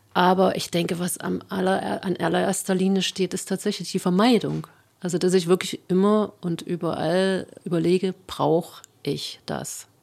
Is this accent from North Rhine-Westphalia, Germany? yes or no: no; Jena, Thuringia, Germany; Ich bin in Jena Kernbergen aufgewachsen